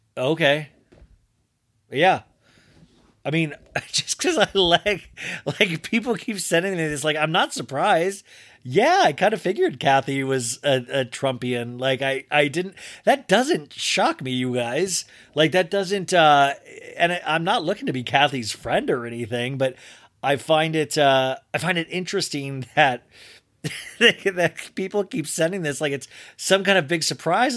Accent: Kansas, United States; moved away; I grew up in Kansas

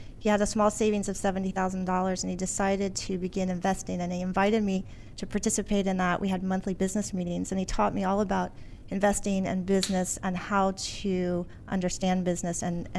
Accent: Alexandria, Virginia, United States; Alexandria, Virginia.

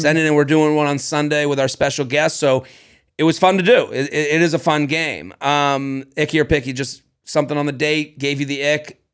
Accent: Boston, Massachusetts, United States; We're from Boston

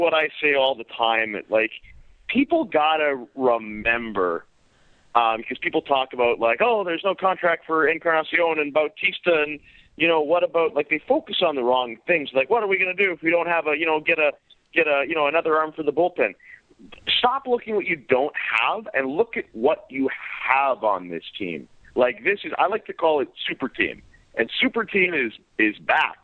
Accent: the West, Western Canada, Canada; now in Toronto, Canada; I grew up in the West

